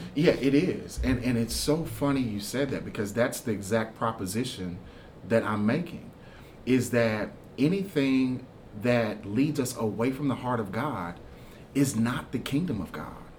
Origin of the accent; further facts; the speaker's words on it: Houston, Texas, United States; also born or lived in Kentucky; now in Winchester, Kentucky, United States; I'm originally from Houston, Texas